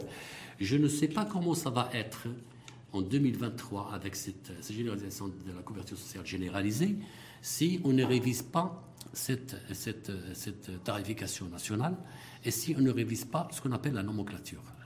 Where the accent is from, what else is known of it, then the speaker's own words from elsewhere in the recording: Morocco; on est des Marocains